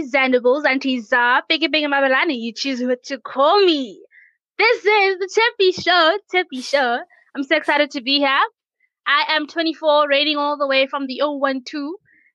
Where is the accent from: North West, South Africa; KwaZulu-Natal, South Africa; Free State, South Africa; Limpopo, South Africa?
Limpopo, South Africa; I'm from Africa.